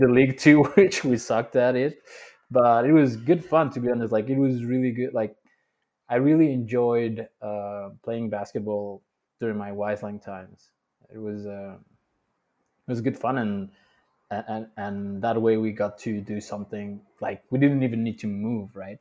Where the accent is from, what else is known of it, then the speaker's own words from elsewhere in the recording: Mexico City, Mexico; moved away as an adult; also born or lived in Dubai; Born and raised in Mexico City for twenty-five years.